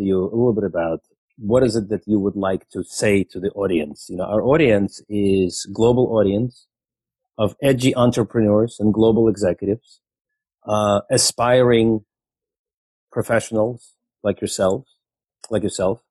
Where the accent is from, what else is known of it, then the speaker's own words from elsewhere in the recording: Ukraine; moved away; I'm originally from Ukraine myself, having emigrated 40 years ago